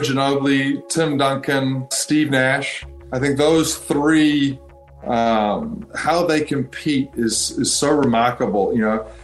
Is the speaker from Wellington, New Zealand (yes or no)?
no; North Shore, Auckland, New Zealand; growing up on the North Shore